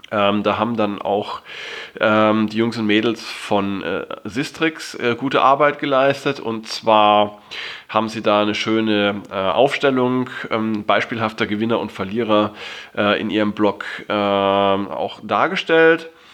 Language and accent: German; Germany; bei uns in Deutschland